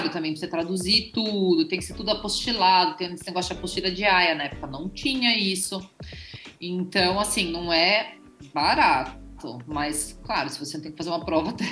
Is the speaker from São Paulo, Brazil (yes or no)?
no; Blumenau, Santa Catarina, Brazil; born there; also born or lived in Germany; eu sou descendente de alemães, eu nasci no Brasil, mas eu tenho passaporte alemão, nasci em Blumenau, né? Bem alemão. E eu morei na Alemanha dos 2 aos 10.